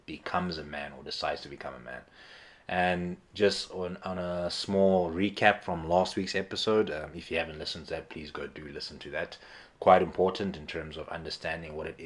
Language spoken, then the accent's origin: English; Eastern Cape, South Africa; I grew up in the Eastern Cape in South Africa